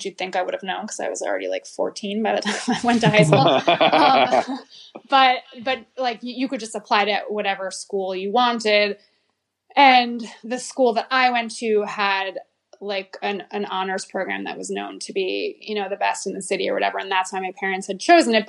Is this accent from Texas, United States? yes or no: no; New Haven, Connecticut, United States; So I grew up in New Haven, Connecticut, and I went to public school my whole life.